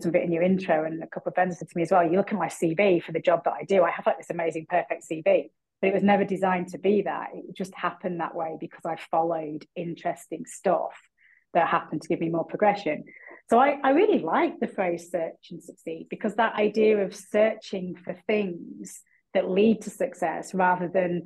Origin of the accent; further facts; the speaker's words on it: Bolton, North West England, United Kingdom; now in London, United Kingdom; I'm a Boltonian. I was born and brought up in Bolton